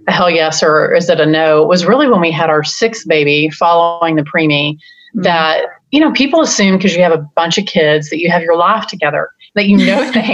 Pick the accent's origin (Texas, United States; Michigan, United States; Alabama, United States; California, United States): Texas, United States; moved away as an adult; also born or lived in Iowa / Indiana; we had this beautiful call to leave the state of Texas. I mean, you can hear my accent a little bit.